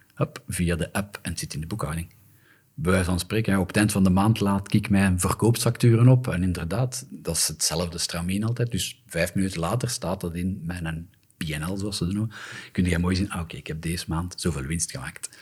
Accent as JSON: {"language": "Dutch", "region": "Flanders", "country": "Belgium", "said": "Wij als Vlamingen"}